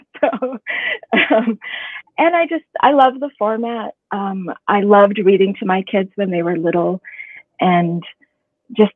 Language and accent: English; Ohio, United States; growing up in Ohio